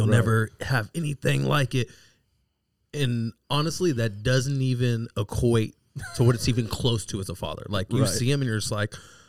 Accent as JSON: {"language": "English", "town": "El Cajon", "region": "California", "country": "United States", "tie": "born or raised there", "said": "But I grew up on El Cajon Boulevard in El Cajon. Man, born and raised San Diego, right there in Grossmont Hospital."}